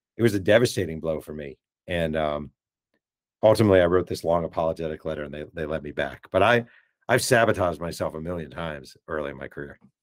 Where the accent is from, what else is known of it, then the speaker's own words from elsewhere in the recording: Mahopac, New York, United States; I grew up near the Mayo Pack Public Library.